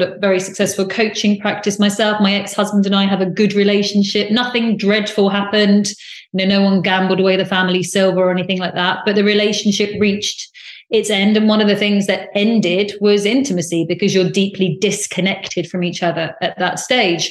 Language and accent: English; United Kingdom; also born or lived in United States; I'm very British, and I lived in America